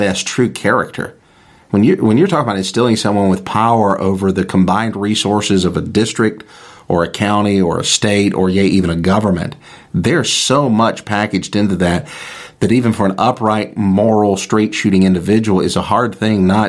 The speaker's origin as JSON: {"language": "English", "country": "United States", "said": "as an American citizen"}